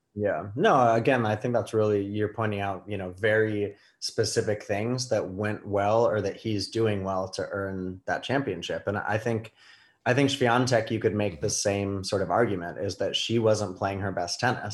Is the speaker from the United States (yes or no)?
yes; New York, United States; I'm a New Yorker